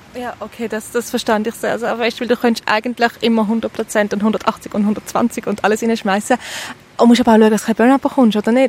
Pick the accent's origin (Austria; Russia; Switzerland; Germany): Switzerland; Eastern Switzerland; wir kommen ja beide aus der Ostschweiz